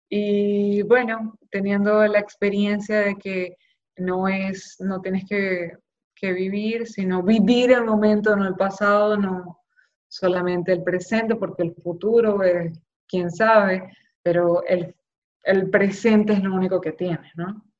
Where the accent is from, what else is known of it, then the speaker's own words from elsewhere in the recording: Maracaibo, Zulia, Venezuela; moved away as an adult; also born or lived in Caracas; now in Miami, United States; yo soy allá de Maracaibo, volví a Maracaibo